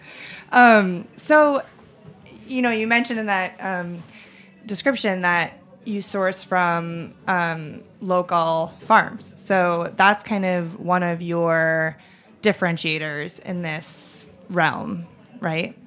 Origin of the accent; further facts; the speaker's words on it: Warwick, New York, United States; moved away; I grew up in Warwick, which is right next to Chester.